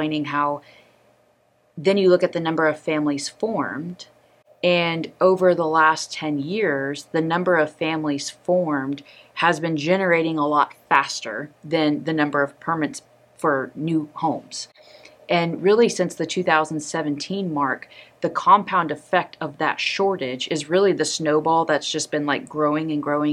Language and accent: English; Dallas-Fort Worth area, Texas, United States; I'm from here